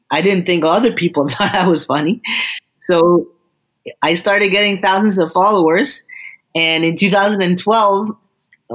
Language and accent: English; Costa Rica; moved away; I am from Costa Rica